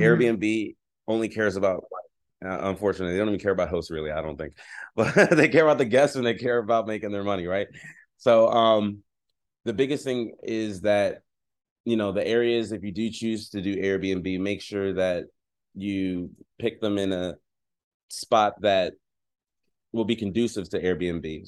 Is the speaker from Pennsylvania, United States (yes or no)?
yes; Philadelphia, Pennsylvania, United States; now in San Diego, United States; I'm originally from Philadelphia, Pennsylvania